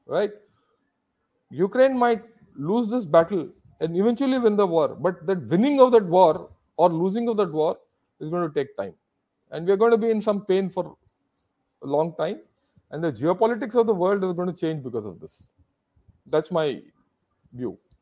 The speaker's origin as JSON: {"language": "English", "country": "India", "said": "I am an Indian."}